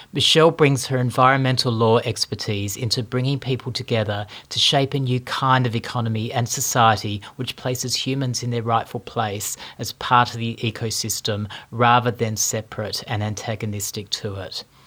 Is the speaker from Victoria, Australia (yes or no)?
yes; Melbourne, Victoria, Australia; I wake up in my hometown of Melbourne